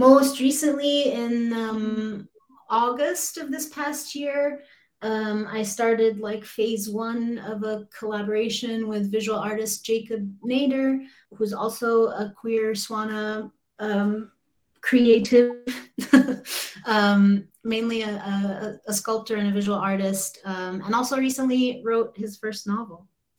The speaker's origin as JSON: {"language": "English", "country": "Kuwait", "tie": "born or raised there", "also_born_or_lived": "Egypt", "said": "I did grow up speaking it at home. You know, I grew up in Kuwait and Egypt, and it was the language that my family used with one another, but my education has always been in English."}